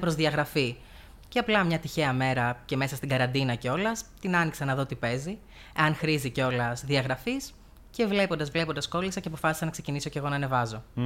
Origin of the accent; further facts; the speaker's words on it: Heraklion, Crete, Greece; moved away as an adult; now in Komotini, Greece; Γεννήθηκα και μεγάλωσα στο Ηράκλειο τη Κρήτη.